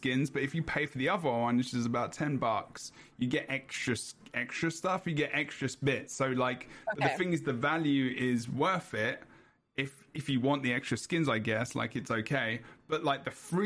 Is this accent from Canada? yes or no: no; England, United Kingdom